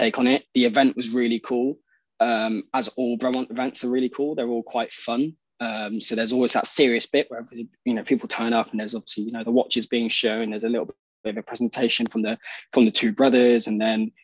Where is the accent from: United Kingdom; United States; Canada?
United Kingdom; being British